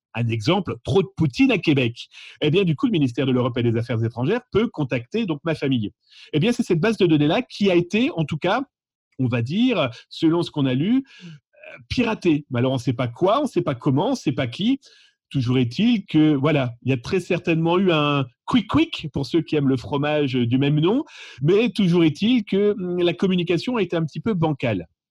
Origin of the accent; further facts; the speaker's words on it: France; chez nous en France